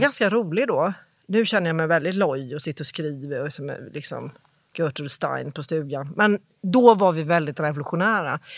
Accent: Jönköping, Jönköping County, Sweden; moved away as an adult; now in Stockholm, Sweden; jag är från Jönköping.

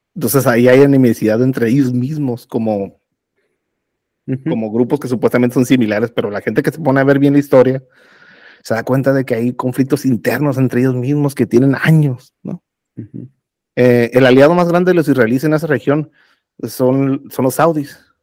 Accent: Mexico; soy mexicano

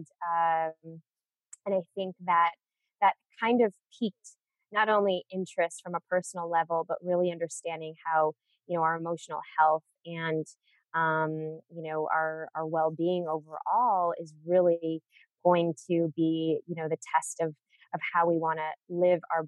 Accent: Chicago, Illinois, United States; I was born and raised in Chicago.

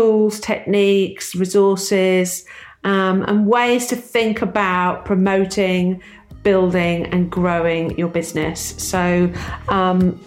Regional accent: England, United Kingdom; I'm English.

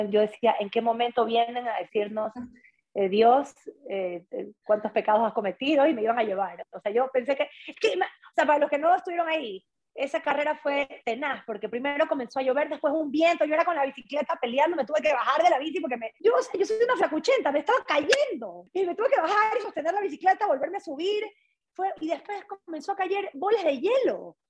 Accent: Ecuador; moved away as an adult; also born or lived in Quito; soy de la costa de Ecuador

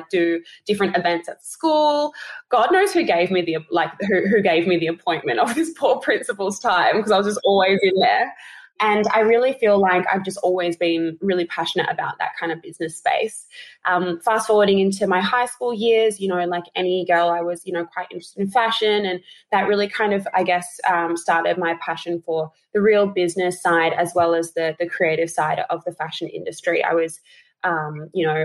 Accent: Adelaide, South Australia, Australia; now in Sydney, Australia; I'm originally from Adelaide.

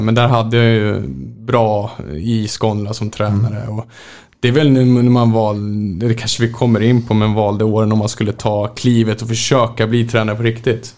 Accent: Märsta, Stockholm County, Sweden; född och uppvuxen i Hova utanför Märsta, eh, Sigtuna kommun.

